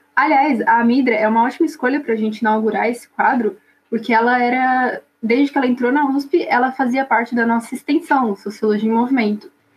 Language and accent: Portuguese; São Paulo, Brazil; eu sou aqui da zona sul de São Paulo, não sou do extremo sul, sou aqui do Jabaquara